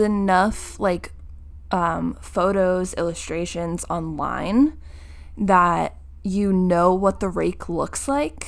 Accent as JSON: {"language": "English", "region": "New Jersey", "country": "United States", "said": "we are from New Jersey"}